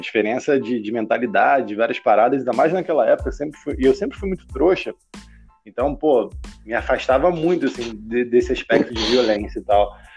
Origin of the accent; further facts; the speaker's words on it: Baixada Fluminense, Rio de Janeiro, Brazil; eu cresci na Baixada Fluminense, aqui, tipo, vizinho do Targos praticamente